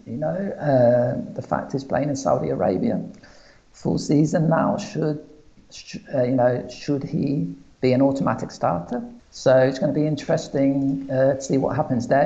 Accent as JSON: {"language": "English", "region": "England", "country": "United Kingdom", "tie": "born or raised there", "moved": "as an adult", "lives_now": "Portugal", "said": "I was brought up in England"}